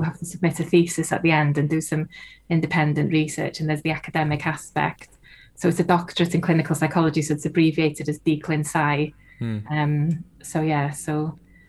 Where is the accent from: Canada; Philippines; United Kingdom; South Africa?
United Kingdom; North Wales; first language Welsh; English is a second language; I'm from North Wales, and my first language is Welsh.